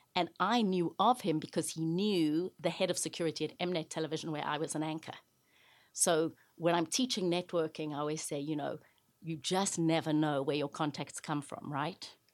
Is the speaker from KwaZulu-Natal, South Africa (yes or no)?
no; Johannesburg, Gauteng, South Africa; moved away as an adult; now in United States; I grew up in South Africa during the height of apartheid or segregation.